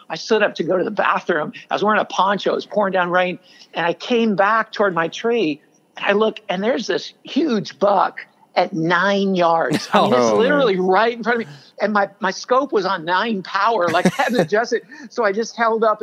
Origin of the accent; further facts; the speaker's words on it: Louisiana, United States; moved away as an adult; also born or lived in Bangkok, Thailand; I grew up bow hunting in Louisiana